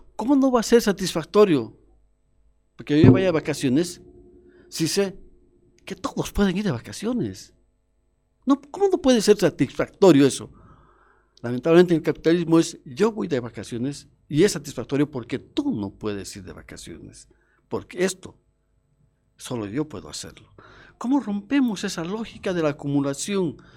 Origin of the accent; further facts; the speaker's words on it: Cochabamba, Bolivia; nosotros somos de Cochabamba.